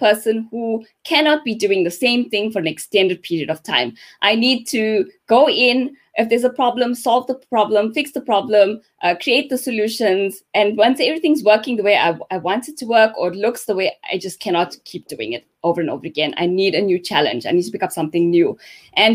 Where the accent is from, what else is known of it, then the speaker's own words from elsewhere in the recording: Pietermaritzburg, KwaZulu-Natal, South Africa; Grew up in Pietermaritzburg